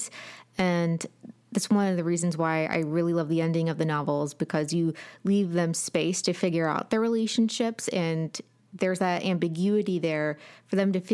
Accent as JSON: {"language": "English", "region": "Appalachia", "country": "United States", "said": "And we're very Appalachian, very like pro-family all the time."}